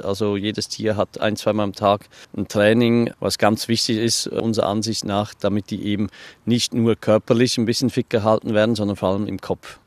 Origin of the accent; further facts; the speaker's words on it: Switzerland; now in Hunsrück, Germany; Ich bin eigentlich ursprünglich Schweizer ne, und bin dann hier in Schönhund zurückgezogen.